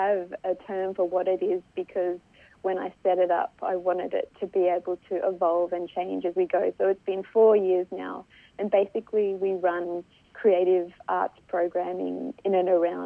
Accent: Solomon Islands; now in Australia; I'm from the Solomon Islands

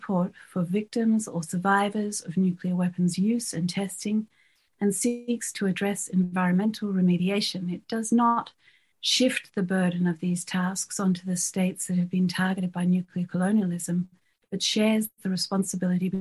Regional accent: Australia; also born or lived in Fiji; having grown up in Australia and the Pacific in the Cold War

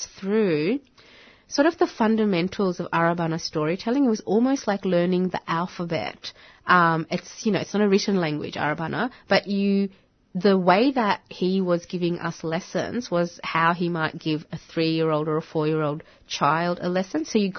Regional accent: Bangladesh; first language Bengali; English is a second language; now in Australia; I'd say Bangladesh

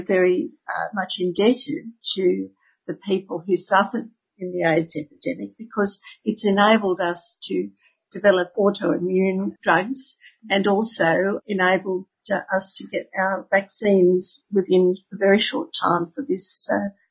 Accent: Sydney, New South Wales, Australia; I grew up in Sydney

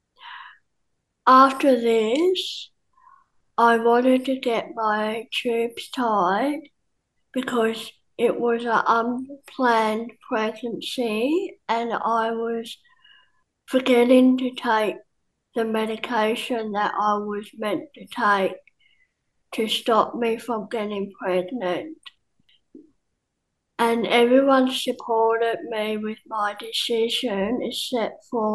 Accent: South Africa; now in Australia; I am a South African

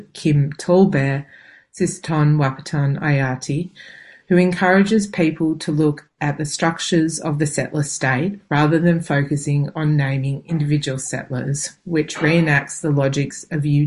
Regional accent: Melbourne, Victoria, Australia; also born or lived in Sydney, Australia; now in central Victoria, Australia; I was born in Warranay, so-called Sydney, on the lands of the Gadigal people of the Eora Nation, and spent most of my life on Boonwurrung and Wurundjeri lands.

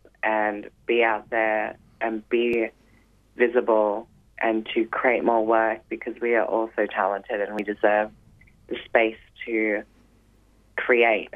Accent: Newcastle, New South Wales, Australia; now in Melbourne, Australia; I live here in Melbourne. I came from Newcastle, New South Wales, and started training here full-time dance

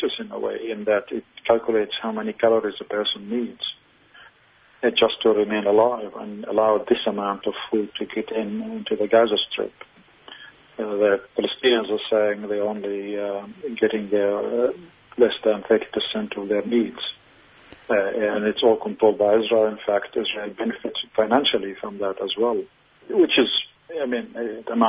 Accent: Australia; as an Australian

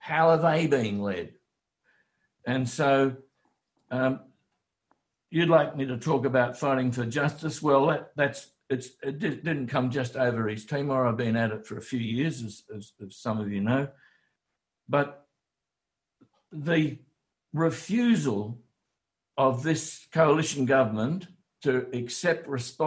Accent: Wollongong, New South Wales, Australia; as a kid in Wollongong at school

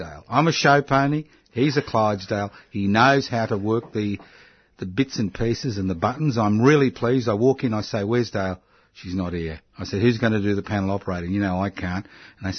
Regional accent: Brisbane, Queensland, Australia; I was born in Brisbane, which is even worse

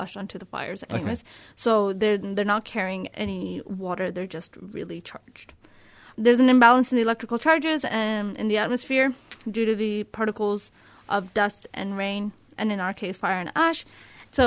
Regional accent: Canada; now in Australia; I'm a Canadian

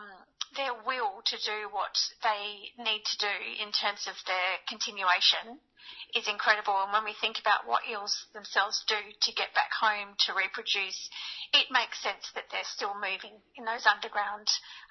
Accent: Western New South Wales, Australia; now in Melbourne, Australia; I'm Barkindji, so I'm from Western New South Wales, and on my country we don't have eels and we don't have eel practice. But since living in Melbourne

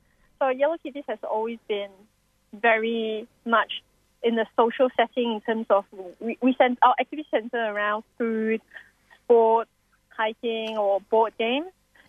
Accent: Singapore; now in Australia; That was after I came to Australia from Singapore.

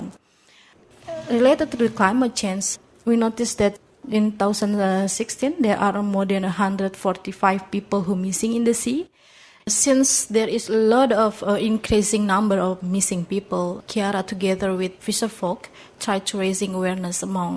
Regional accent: Indonesia; I'm coming from Indonesia

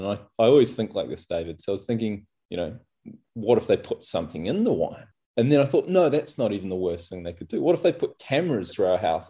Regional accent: New Zealand; now in Australia; I'm a Kiwi, so we'd so often go back to New Zealand

